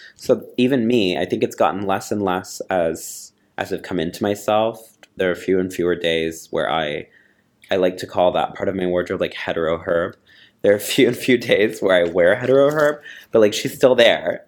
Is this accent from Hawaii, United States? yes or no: no; Texas, United States; moved away; I grew up in Texas